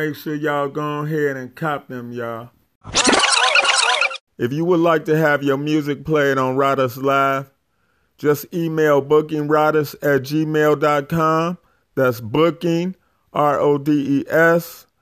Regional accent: Chicago, Illinois, United States; I'm from Chicago as well

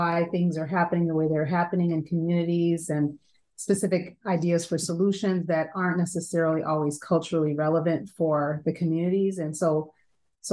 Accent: Chicago, Illinois, United States; moved away as an adult; now in Milwaukee, United States; I grew up in Chicago, Illinois, and moved to Milwaukee, Wisconsin, a little over 20 years ago.

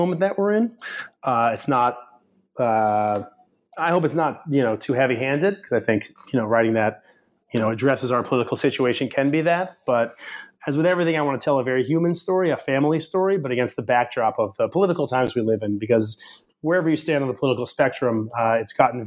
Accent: New England, United States; I grew up in New England, and that backdrop of 91 and Connecticut and Bradley Airport, those are some of the scenes of my own childhood

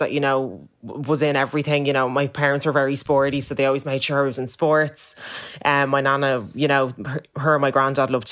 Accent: Ireland; I'm coming from Ireland, which is predominantly white, then going to South Carolina to an all black school

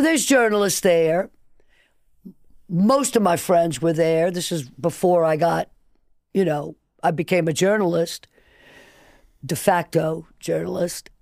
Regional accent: New Orleans, Louisiana, United States; also born or lived in Nicaragua; I grew up in New Orleans

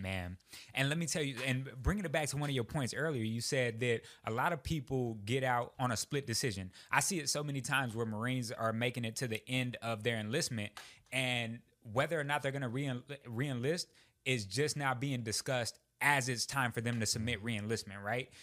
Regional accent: Texas, United States; moved away as an adult; I would never leave the great state of Texas

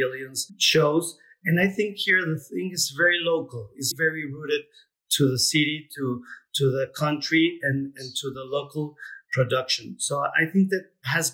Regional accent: Mexico

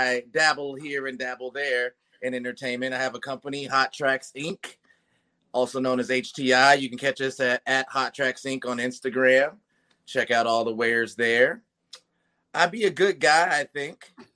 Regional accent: Ohio, United States; now in Los Angeles, United States; I am from Ohio originally, and but I've been on the West Coast for a long time. Been in LA for uh, almost 20 years

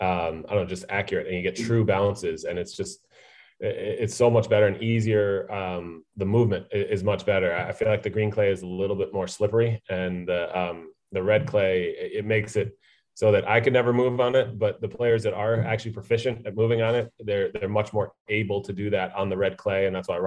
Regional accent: United States; I grew up playing in America, playing on the green clay

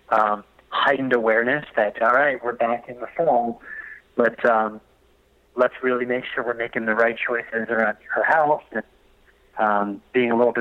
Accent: East Coast, United States; moved away; also born or lived in Delaware; I'm from the East Coast, I'm a surfer

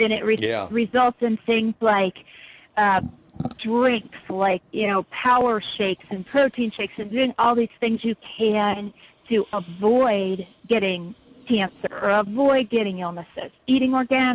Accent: California, United States; San Francisco Bay Area.

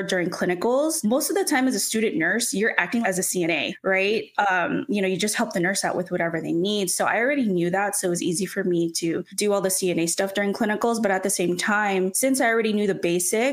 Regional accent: Orange County, Southern California, United States; I'm from Southern California, specifically Orange County

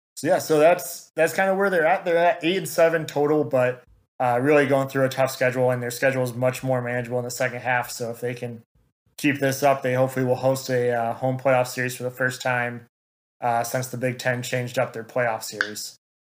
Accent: Lansing, Michigan, United States; grew up in the Lansing area.

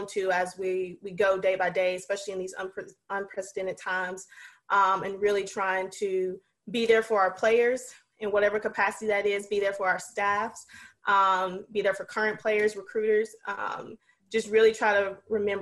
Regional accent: North Carolina, United States; moved away as an adult; now in Maine, United States; I live in Maine, or coach in Maine. Been up here for 3 years. I'm from North Carolina

